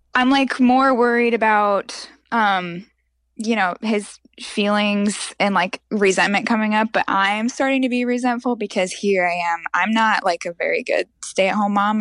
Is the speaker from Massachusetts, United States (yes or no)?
no; Montana, United States; now in Texas, United States; I'm actually from Montana